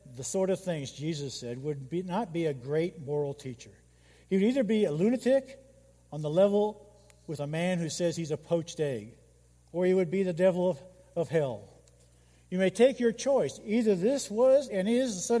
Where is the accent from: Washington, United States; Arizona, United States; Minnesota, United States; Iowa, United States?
Iowa, United States; Council Bluffs; I grew up in the First Christian Church in Council Bluffs, Iowa